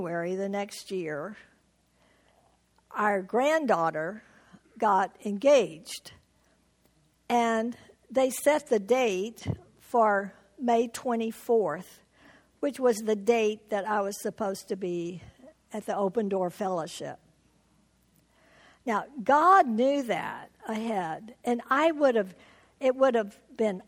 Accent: Houston, Texas, United States; moved away as an adult; now in Tucson, United States; I was born in Houston, Texas, lived all my life in Texas until we moved to Tucson in Arizona 41 years ago.

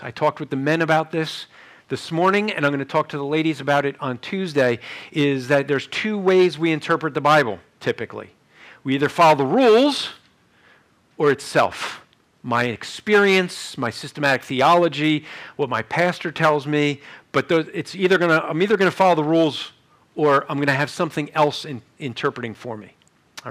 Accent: New Jersey, United States; I'm from Jersey

